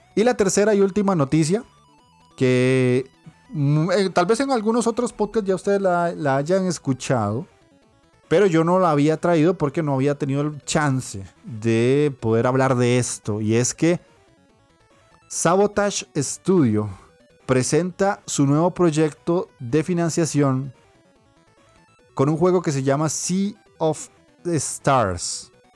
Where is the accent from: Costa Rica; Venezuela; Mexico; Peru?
Costa Rica; yo soy obviamente de Costa Rica